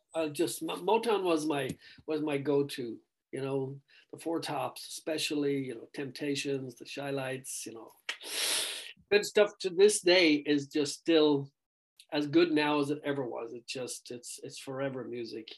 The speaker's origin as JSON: {"language": "English", "country": "Ireland", "tie": "born or raised there", "said": "growing up in Ireland"}